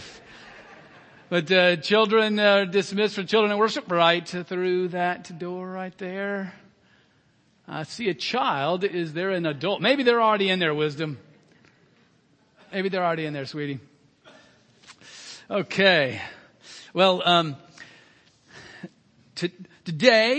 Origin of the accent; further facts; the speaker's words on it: Alabama, United States; moved away; my home state, Alabama